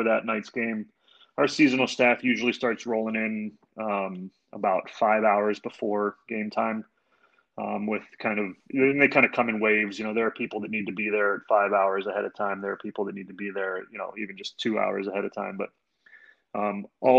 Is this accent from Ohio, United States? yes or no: yes; Canton, Ohio, United States; growing up in Northeast Ohio, you know, I grew up down in Canton